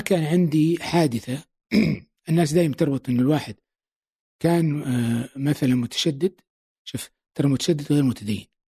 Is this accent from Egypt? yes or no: no; Saudi Arabia; moved away as an adult; now in United Arab Emirates; نحن كسعوديين